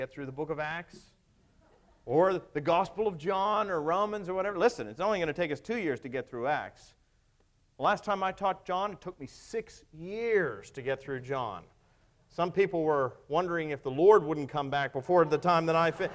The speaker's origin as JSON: {"language": "English", "town": "Pittsburgh", "region": "Pennsylvania", "country": "United States", "moved": "yes", "said": "I came from Pittsburgh, western part of Pennsylvania"}